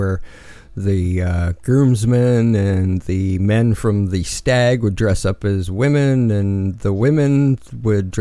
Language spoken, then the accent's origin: English; Canada; I'm Canadian